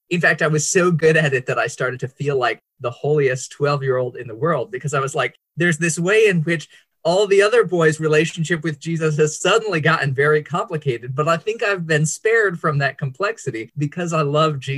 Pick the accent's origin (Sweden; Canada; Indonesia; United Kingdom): Indonesia; Bandung, West Java; I'm glad to be here with you guys today. And I grew up in Indonesia on the island of Java in the city of Bandung.